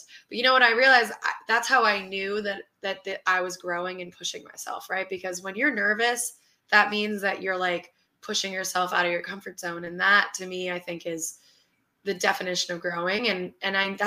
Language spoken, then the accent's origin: English; New York City, New York, United States; since I grew up in New York City, I returned to New York City